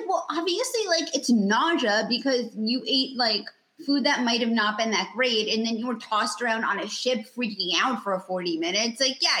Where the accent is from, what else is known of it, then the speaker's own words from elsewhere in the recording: New York City, New York, United States; I grew up in New York City. I actually grew up like two blocks from where she lived.